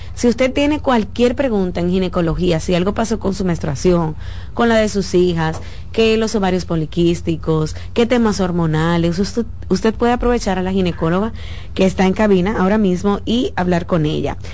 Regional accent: Dominican Republic; bastante creativos que somos los dominicanos

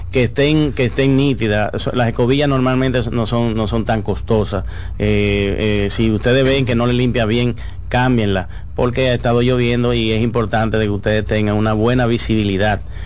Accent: Dominican Republic

